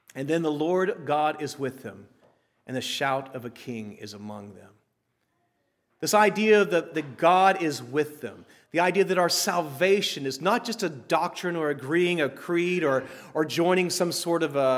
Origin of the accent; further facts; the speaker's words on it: Texas, United States; I grew up in Texas.